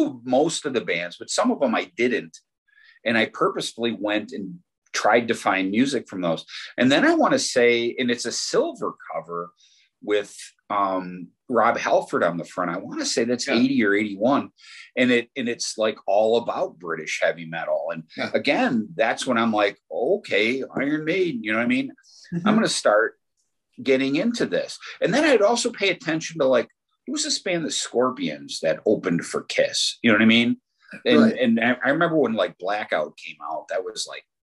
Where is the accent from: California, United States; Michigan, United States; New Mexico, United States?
Michigan, United States; Detroit; growing up in Detroit